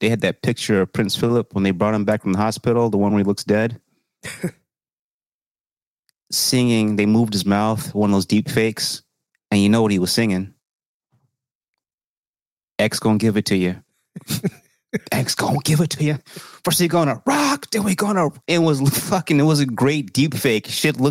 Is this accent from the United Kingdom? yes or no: yes; United Kingdom; As a British commoner, I guess, you know, shit, man.